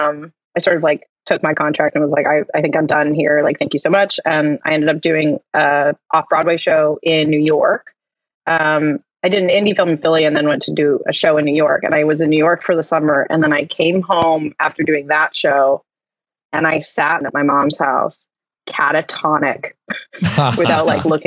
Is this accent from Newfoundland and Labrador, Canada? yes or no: no; Vancouver, British Columbia, Canada; living in my hometown